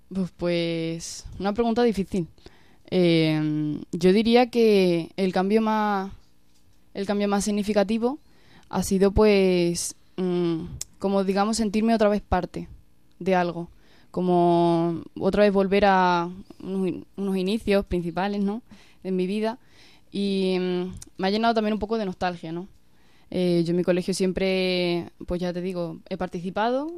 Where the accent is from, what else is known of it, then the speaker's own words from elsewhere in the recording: Villanueva de la Serena, Extremadura, Spain; yo vengo de Villanueva de la Serena, de un pueblecito de Badajoz, y pues yo desde muy pequeña estaba en contacto con, la iglesia